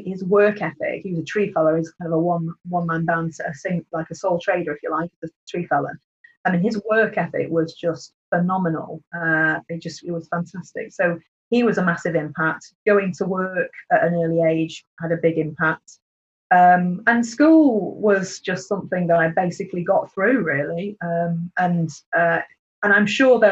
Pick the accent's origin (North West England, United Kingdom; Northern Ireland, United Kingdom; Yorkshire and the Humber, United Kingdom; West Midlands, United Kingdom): North West England, United Kingdom; Cheshire; I was brought up in Cheshire, very rural upbringing